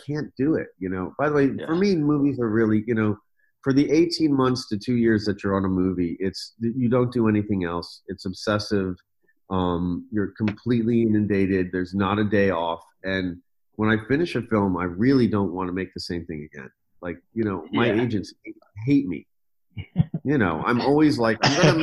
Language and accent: English; Washington, District of Columbia, United States; I grew up in Washington, D.C.